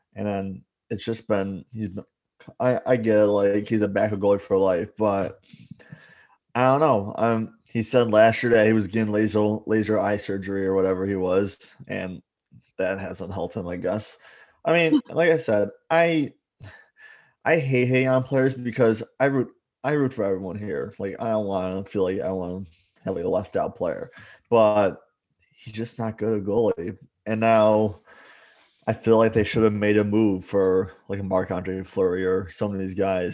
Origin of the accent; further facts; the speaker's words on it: Buffalo, New York, United States; I grew up with media, mediocre sports here in Buffalo